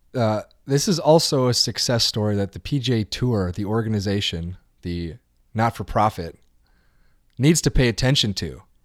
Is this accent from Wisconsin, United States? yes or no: yes; Wisconsin, United States; I'm from Wisconsin